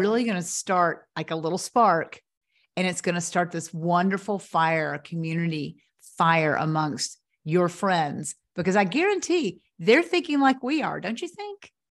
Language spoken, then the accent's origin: English; Knoxville, Tennessee, United States; moved away; Knoxville is my hometown, but I hadn't lived here in twenty-five years